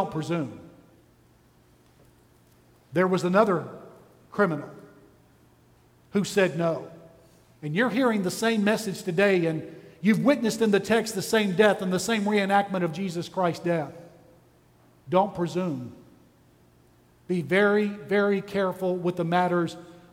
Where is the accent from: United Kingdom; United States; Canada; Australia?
United States; Texas; I'm from Texas